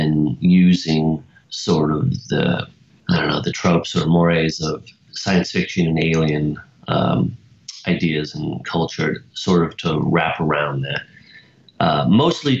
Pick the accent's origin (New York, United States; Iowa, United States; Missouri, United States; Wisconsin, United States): Iowa, United States; Fairfield; I grew up in Fairfield, Iowa, which is a really peculiar town